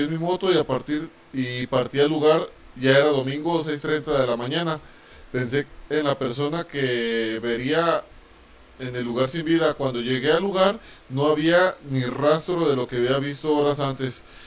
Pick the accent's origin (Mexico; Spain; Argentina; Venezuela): Mexico; somos mexicanos. Y, aquí en México se celebra el Día de Muertos